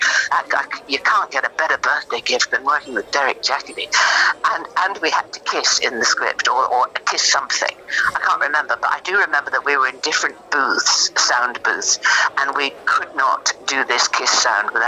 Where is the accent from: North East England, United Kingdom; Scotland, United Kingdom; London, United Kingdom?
North East England, United Kingdom; accent: Geordie; I was brought up in the northeast of England